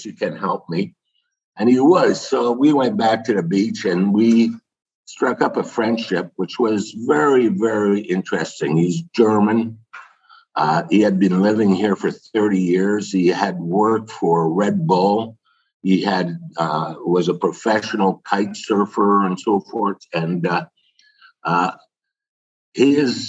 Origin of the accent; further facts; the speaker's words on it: Canada; being French Canadian